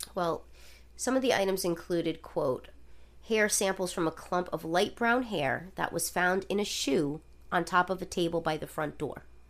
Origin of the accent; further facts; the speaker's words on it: Rhode Island, United States; my home state of the state of Rhode Island